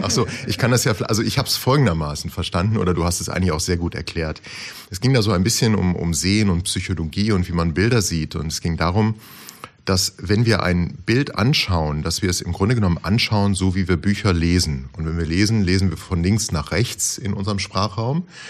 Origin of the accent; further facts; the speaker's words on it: Osterburken, Baden-Württemberg, Germany; aus Osterburken